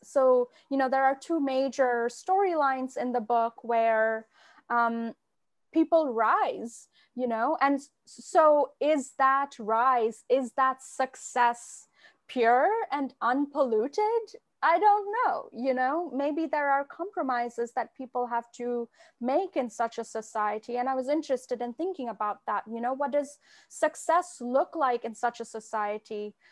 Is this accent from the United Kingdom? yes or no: no; Kolkata, West Bengal, India; moved away as an adult; now in United States; the love of literature is, is so strong where I grew up in Kolkata